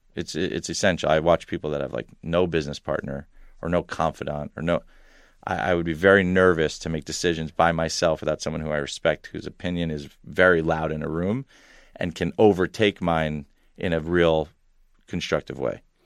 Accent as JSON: {"language": "English", "area": "Long Island", "region": "New York", "country": "United States", "tie": "born or raised there", "also_born_or_lived": "Ithaca, New York", "said": "I was a Long Island kid, grew up there"}